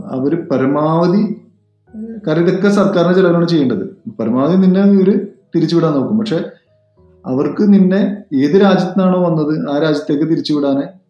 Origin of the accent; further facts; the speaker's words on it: Kochi, Kerala, India; ഞാൻ from India oh India which part of India അപ്പൊ ഞാൻ from Kerala oh Kerala which part of Kerala ഞാൻ പറഞ്ഞു ഒരു ആഫ്രിക്കക്കാരൻ ഇന്ത്യ ചോദിച്ചു കേരളം ചോദിച്ചു പിന്നെ ഞാൻ പറഞ്ഞു കൊച്ചി